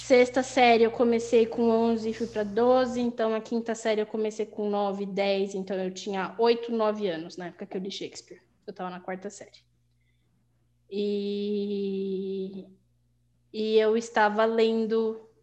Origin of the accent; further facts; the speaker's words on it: Guarulhos, São Paulo, Brazil; first language Portuguese; a gente saía de Guarulhos, porque nós dois somos de Guarulhos